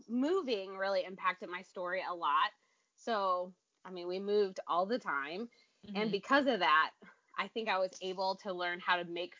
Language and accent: English; Grand Rapids, Michigan, United States; born there; now in Detroit, United States; I am from all over, currently living in Michigan, which is actually where I was born. I was born in Grand Rapids, but now I live in the Detroit area.